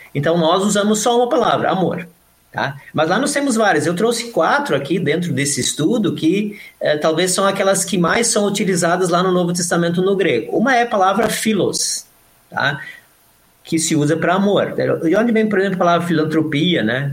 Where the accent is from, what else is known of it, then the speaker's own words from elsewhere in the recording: Modelo, Santa Catarina, Brazil; also born or lived in São Leopoldo; now in Canoas, Brazil; eu sou nascido numa cidade chamada Modelo, Santa Catarina